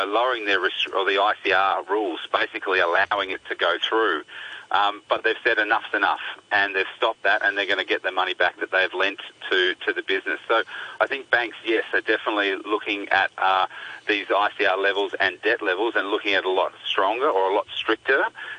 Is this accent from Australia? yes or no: yes; Australia